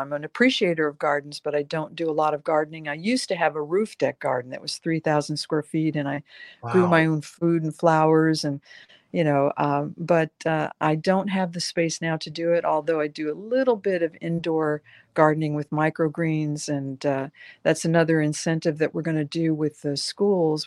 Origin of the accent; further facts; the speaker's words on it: the South, United States; moved away; also born or lived in the North; I grew up early in the South